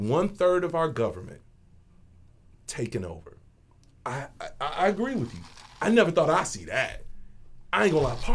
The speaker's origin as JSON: {"language": "English", "town": "Chicago", "region": "Illinois", "country": "United States", "tie": "born or raised there", "said": "Growing up in the library, going to the mosque in Chicago, growing up in the black church in Chicago"}